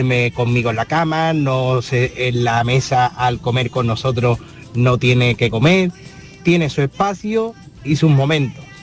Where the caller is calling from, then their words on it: Seville, Andalusia, Spain; Buenas tardes, marino Soy … de Sevilla.